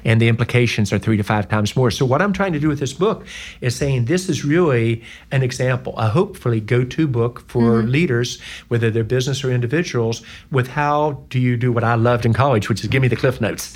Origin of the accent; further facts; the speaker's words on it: West Virginia, United States; moved away; also born or lived in North Carolina / Georgia / Indiana / Ohio; I'm from West Virginia